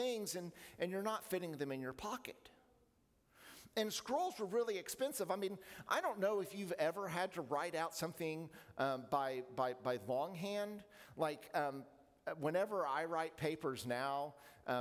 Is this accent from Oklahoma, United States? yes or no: yes; Oklahoma, United States; Growing up in Oklahoma